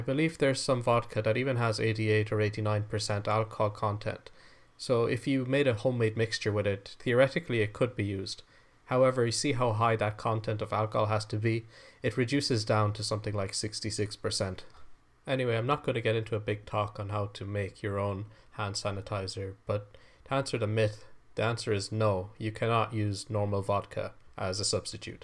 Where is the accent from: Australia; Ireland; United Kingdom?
Ireland; I am Irish